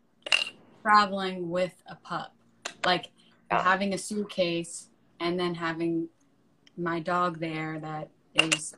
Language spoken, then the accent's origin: English; New York, United States; moved away; I'm from New York